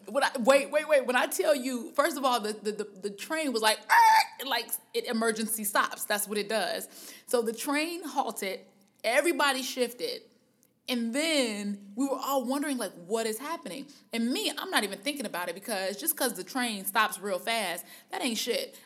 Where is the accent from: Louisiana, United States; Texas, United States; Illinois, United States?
Illinois, United States; Harvey; I'm from Harvey, which anybody that knows about anything in the Chicagoland area, or the surrounding neighborhoods know that Harvey is a suburb.